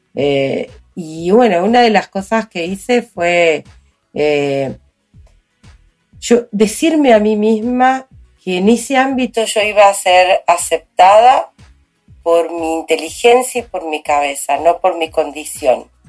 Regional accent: Chaco, Argentina; moved away as an adult; also born or lived in Córdoba, Argentina / Corrientes, Argentina / Resistencia, Argentina; nací en Córdoba, criada en el Chaco

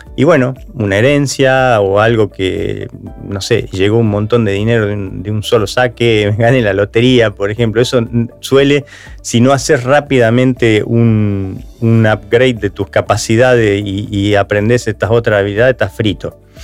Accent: Argentina

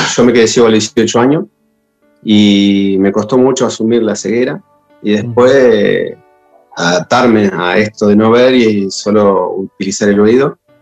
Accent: González Catán, Buenos Aires Province, Argentina; yo soy de acá de Catán de la Matanza

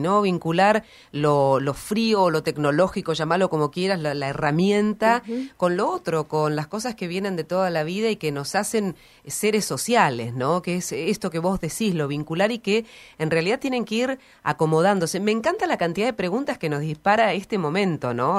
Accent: Trelew, Chubut, Argentina; yo soy de Treleu

